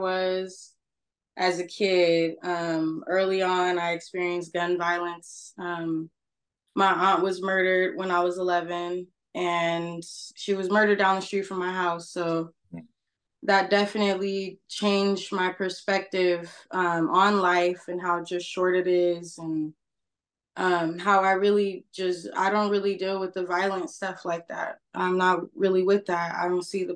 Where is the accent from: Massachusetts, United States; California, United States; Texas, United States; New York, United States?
California, United States; San Diego; also born or lived in East Los Angeles; I was born and raised Southeast San Diego, 1992, 90s baby